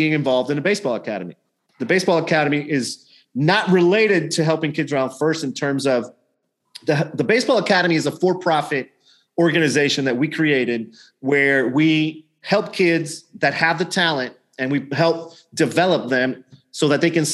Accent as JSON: {"language": "English", "country": "Nicaragua", "tie": "born or raised there", "also_born_or_lived": "St. Louis, Missouri, United States", "moved": "yes", "lives_now": "Houston, United States", "said": "growing up in Nicaragua among very impoverished children that lived next to our house"}